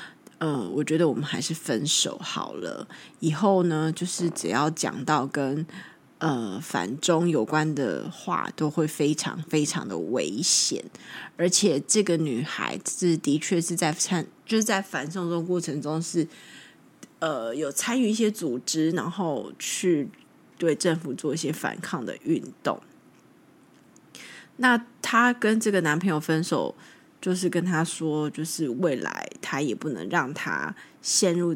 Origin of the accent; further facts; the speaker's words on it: China; 我是大陆人，中国人。